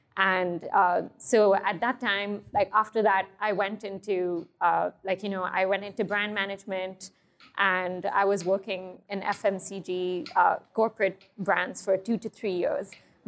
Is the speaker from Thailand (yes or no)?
yes; Thailand; also born or lived in Hong Kong; I grew up in Thailand and Hong Kong. So a lot of my, a lot of the flavors and a lot of the dishes I create are inspired by that region.